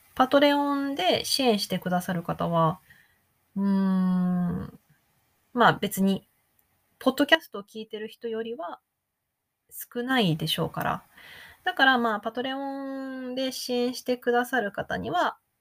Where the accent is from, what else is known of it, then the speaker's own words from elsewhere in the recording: Japan; first language Japanese; moved away as an adult; also born or lived in United States; 自分の母語、日本語